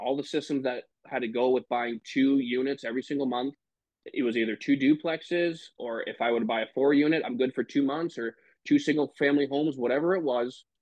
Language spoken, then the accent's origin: English; Michigan, United States; now in Green Bay, United States; I am originally from Michigan uh, live in Green Bay, Wisconsin right now.